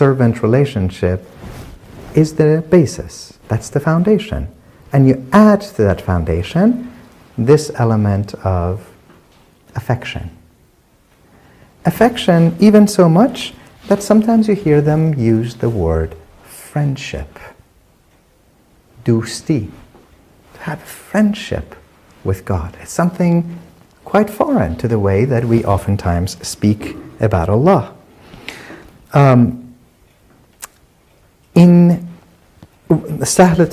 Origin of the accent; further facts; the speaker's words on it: Isfahan, Iran; from my hometown